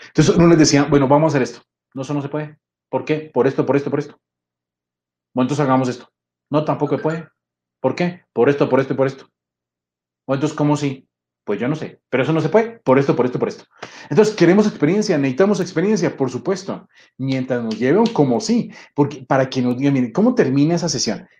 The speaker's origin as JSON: {"language": "Spanish", "region": "Bogotá", "country": "Colombia", "also_born_or_lived": "Mexico City, Mexico", "moved": "as an adult", "said": "Yo soy bogotano, soy colombiano, pero vivía en la Ciudad de México"}